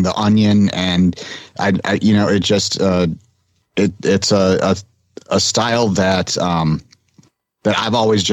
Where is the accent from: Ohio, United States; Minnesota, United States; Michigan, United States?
Michigan, United States; now in Florida, United States; I grew up in Michigan